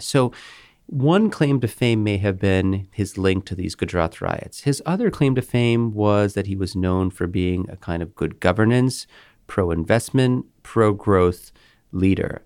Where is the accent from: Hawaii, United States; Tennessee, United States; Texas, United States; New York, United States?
Texas, United States; Houston; moved away; I'm from Houston, Texas, where this rally is taking place. My parents still live there.